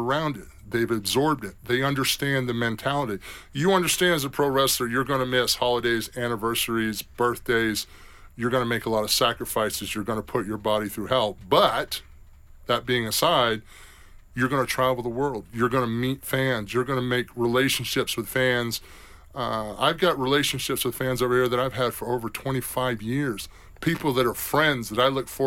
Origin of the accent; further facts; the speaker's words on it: South Carolina, United States; I'm from South Carolina